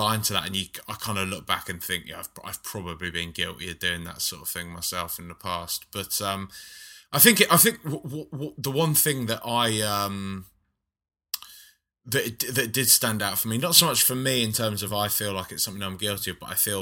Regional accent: London, United Kingdom; growing up in London, which is so diverse

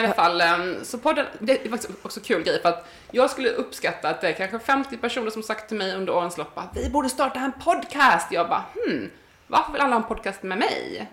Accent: Sweden; jag föddes i Småland

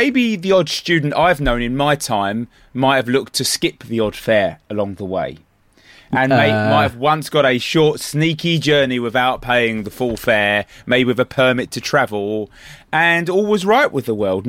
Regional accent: Granada, Andalusia, Spain; What's the longest train ride you can find that goes from my hometown of Granada in southern Spain to anywhere else on Earth?

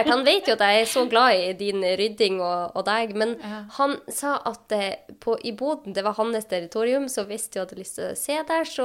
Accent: Sortland, Nordland, Norway; På Sortland, der jeg er ifra, så har de en egen gruppe for Sortland.

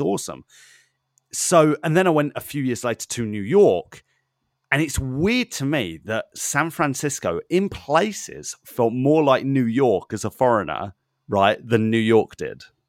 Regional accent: United Kingdom; as a British person, as a European

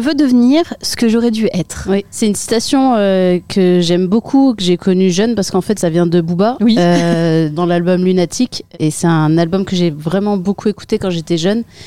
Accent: Saint-Quentin, Hauts-de-France, France; j'ai grandi en Picardie. Euh, dans, une ville qui s'appelle Saint-Quentin

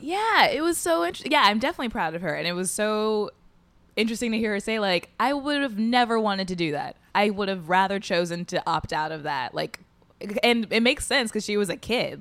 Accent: Indianapolis, Indiana, United States; moved away as an adult; Indianapolis, Indiana

